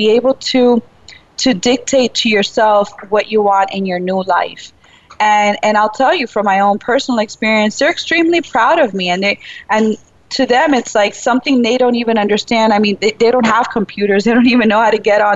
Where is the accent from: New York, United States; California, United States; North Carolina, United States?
New York, United States; New York City; I was born in Brooklyn, but, you know, still my upbringing was very Cuban and Spanish-speaking all the way